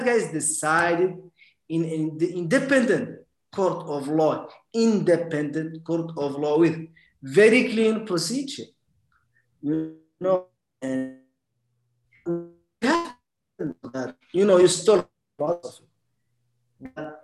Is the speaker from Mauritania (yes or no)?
yes; Mauritania; moved away